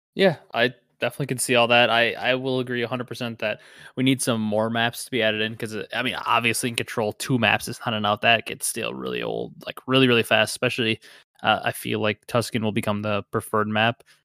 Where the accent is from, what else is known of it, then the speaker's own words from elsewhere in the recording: Wisconsin, United States; I'm from Wisconsin